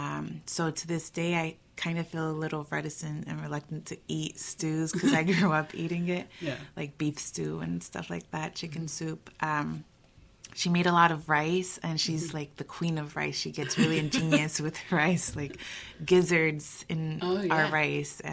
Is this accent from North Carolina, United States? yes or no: yes; Durham, North Carolina, United States; also born or lived in Michoacán, Mexico; I'm a North Carolinian born and bred, so I grew up here in Durham, actually